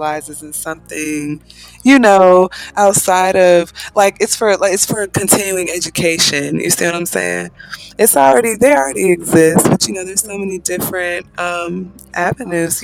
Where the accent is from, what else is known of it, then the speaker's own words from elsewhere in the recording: Atlanta, Georgia, United States; now in Marietta, United States; I'm actually from Atlanta, Georgia, and I am in Marietta, so I've been living there at this point for about 5 years